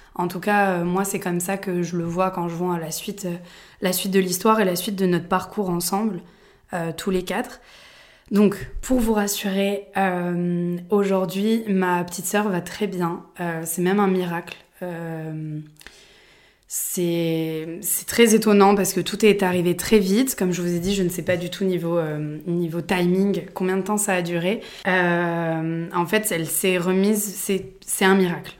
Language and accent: French; Aix-en-Provence, Provence-Alpes-Côte d'Azur, France; je suis née à Aix-en-Provence